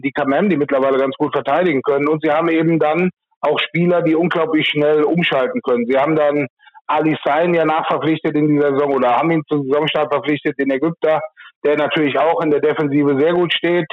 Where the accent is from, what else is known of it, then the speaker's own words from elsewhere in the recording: Rhineland-Palatinate, Germany; in meinem Heimatort hier in der Mosel